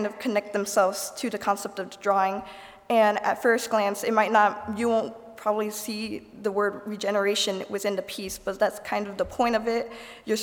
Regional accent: Goshen, Indiana, United States; I'm from Goshen

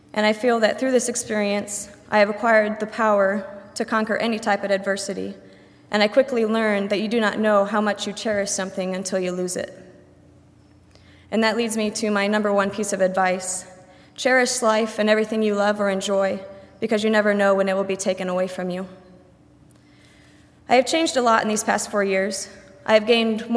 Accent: Shipshewana, Indiana, United States; I am fully employed at the Shipshewana Flea Market and Auction, located in Shipshewana, Indiana, my hometown.

